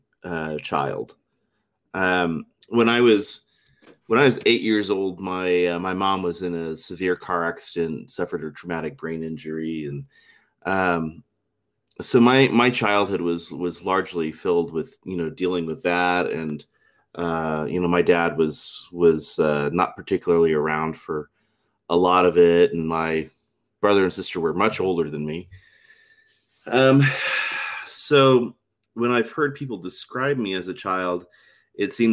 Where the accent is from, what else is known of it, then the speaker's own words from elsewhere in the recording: South Texas, United States; now in Utah, United States; I grew up in South Texas